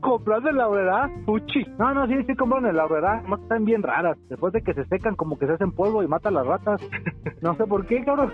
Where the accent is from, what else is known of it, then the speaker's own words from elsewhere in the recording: Mexico; yo siendo mexicano